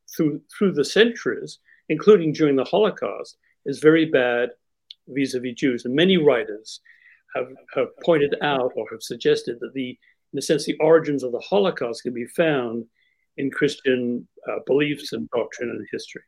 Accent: Winnipeg, Manitoba, Canada; I grew up in the Winnipeg Jewish community, Winnipeg, Manitoba, Canada

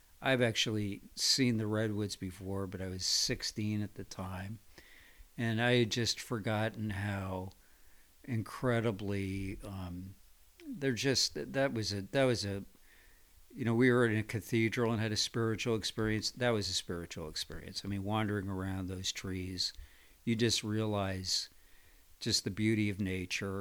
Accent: Connecticut, United States; my hometown in Connecticut

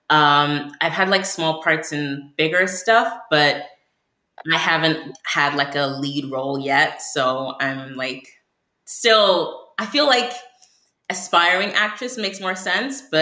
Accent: United Kingdom; accent: American; so I I'm British and um, I was born in Africa, but I only developed an American accent like a few years ago

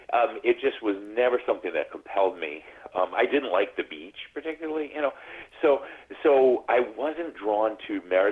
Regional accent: New England, United States; born or raised there; now in California, United States

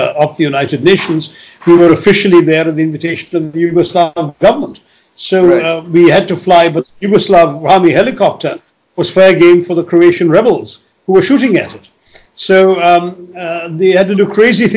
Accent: India; as an Indian

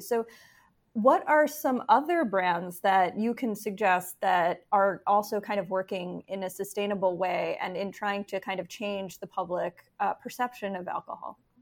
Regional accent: New York, United States; moved away; I am from New York and, and had been living and writing there for a long time

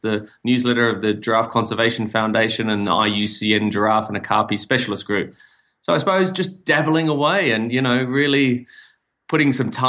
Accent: Melbourne, Victoria, Australia; moved away as an adult; also born or lived in Sydney, Australia; now in Namibia; I'm from Melbourne, Australia originally

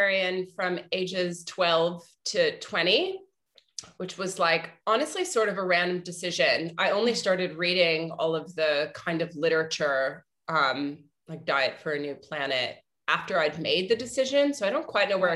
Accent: Arlington, Virginia, United States; moved away; also born or lived in New York; I grew up in Arlington, Virginia

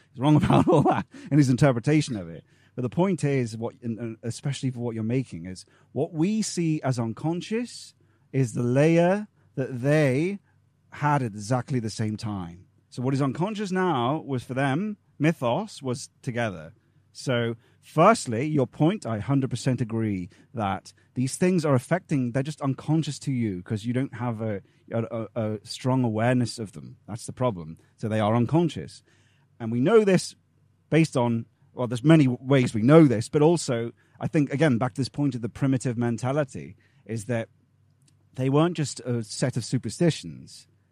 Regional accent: England, United Kingdom; we're a people, we're English people

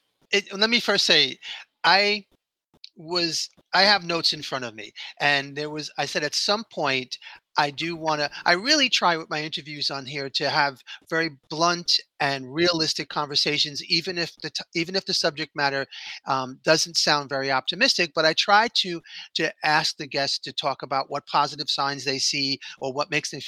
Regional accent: New York, United States; I'm born and raised in New York.

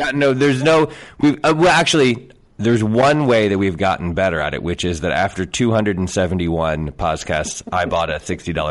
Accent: Connecticut, United States; I grew up in Connecticut

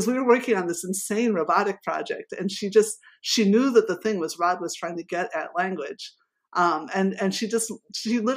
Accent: Chicago, Illinois, United States; moved away as an adult; also born or lived in Scotland; now in Berlin, Germany; I was from the Midwest

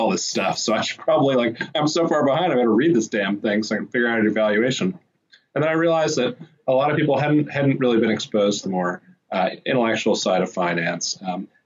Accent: Washington, District of Columbia, United States; I grew up in Washington, D.C.

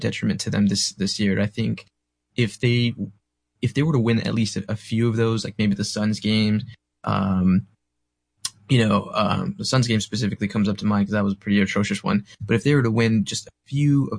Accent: San Antonio, Texas, United States; I'm from Central Texas, San Antonio

